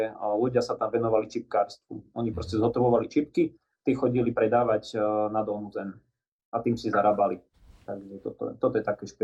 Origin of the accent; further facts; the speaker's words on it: Nemecká, Banská Bystrica Region, Slovakia; No, takže Nemecka sa nachádza eh, v podstate už eh, na kraji uh, Brezňanského